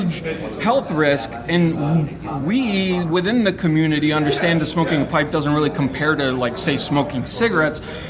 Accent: Florida, United States; also born or lived in Ecuador; born in Ecuador, raised in Florida, went to school in Florida for the most part

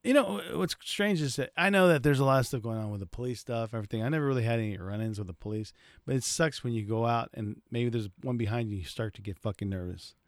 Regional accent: United States; I'm from in the United States

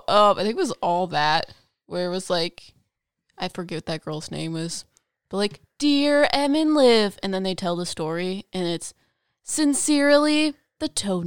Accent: Italy; I'm from Italy.

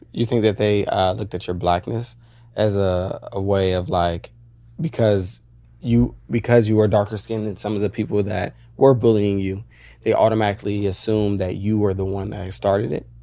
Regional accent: Woodbridge, Virginia, United States; moved away as an adult; now in Los Angeles, United States; I grew up in Virginia

